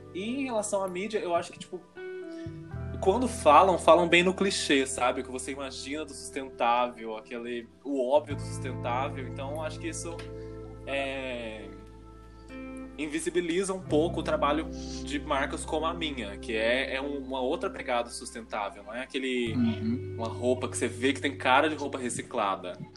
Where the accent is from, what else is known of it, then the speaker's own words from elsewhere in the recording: Varginha, Minas Gerais, Brazil; now in São Paulo, Brazil; Eu sou de Varginha